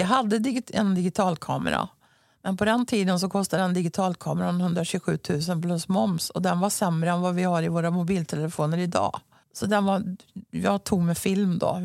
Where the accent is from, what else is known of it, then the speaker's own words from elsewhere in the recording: Mariestad, Västra Götaland, Sweden; accent: västgötska; moved away as an adult; also born or lived in Helsingborg; Jag är ju född och uppvuxen i Mariestad och nu ja. bor jag ju där igen så västgötskan